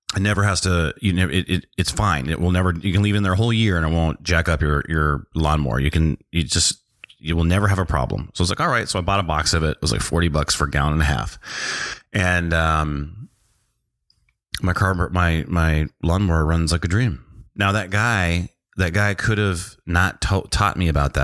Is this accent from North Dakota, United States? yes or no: yes; North Dakota, United States; I grew up in North Dakota